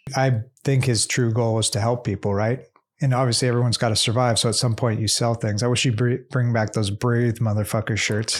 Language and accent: English; Southern California, United States; We're from Southern California